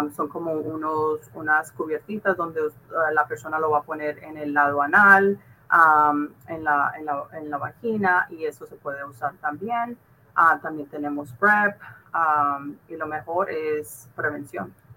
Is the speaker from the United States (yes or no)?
yes; California, United States; moved away as an adult; yo soy de California